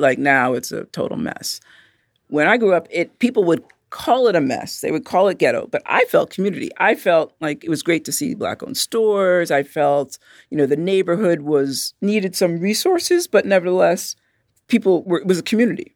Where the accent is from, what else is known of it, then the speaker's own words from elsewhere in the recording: New York City, New York, United States; I'm from Brooklyn